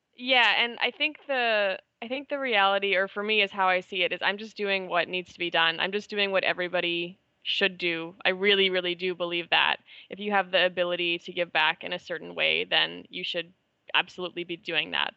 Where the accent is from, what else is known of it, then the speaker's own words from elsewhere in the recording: Canada; moved away as an adult; also born or lived in Manila, Philippines; I'm Canadian